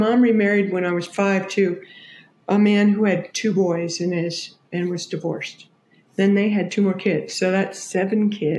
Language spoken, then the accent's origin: English; San Jose, California, United States; I grew up in San Jose. I was born in 52.